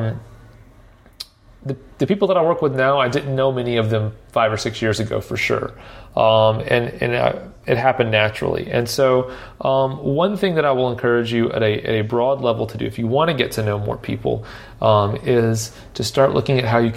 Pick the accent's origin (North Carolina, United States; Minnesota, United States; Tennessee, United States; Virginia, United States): Tennessee, United States; Nashville; I grew up here in Nashville